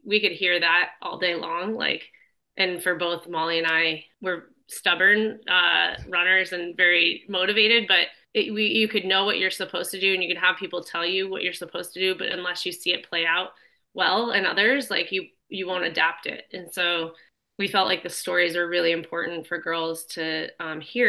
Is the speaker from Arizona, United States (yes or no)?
yes; Arizona, United States; I grew up in Arizona